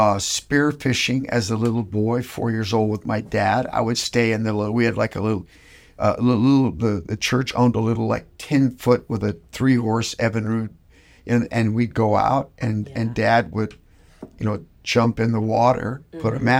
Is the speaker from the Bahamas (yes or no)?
yes; Nassau, New Providence, Bahamas; moved away; also born or lived in West Palm Beach, United States; At the age of three, my father was only 25, but he got the call to move to Nassau, Bahamas, to pastor a church known as the Evangelistic Temple.